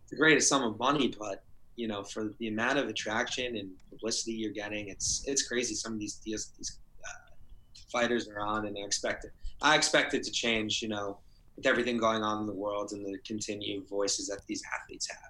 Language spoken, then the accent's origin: English; New Jersey, United States; I'm from Jersey